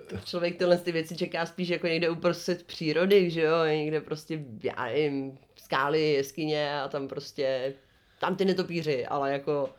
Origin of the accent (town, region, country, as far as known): Czechia